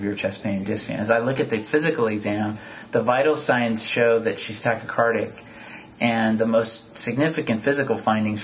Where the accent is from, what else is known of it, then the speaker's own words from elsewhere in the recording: San Jose, California, United States; moved away as an adult; also born or lived in San Antonio, Texas / Davis, California; I grew up in San Jose, California